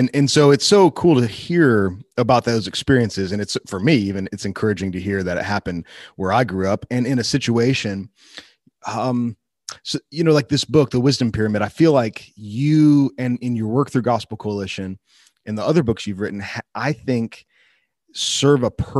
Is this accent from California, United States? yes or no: no; Wheaton, Illinois, United States; I grew up in Wheaton and I went to a Christian college.